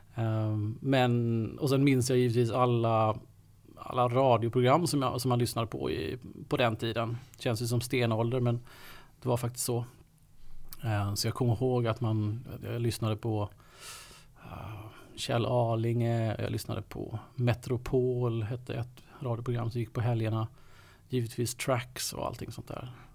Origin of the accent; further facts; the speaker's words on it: Kalmar County, Sweden; moved away as an adult; now in Stockholm, Sweden; jag är uppväxt på, eh, på Öland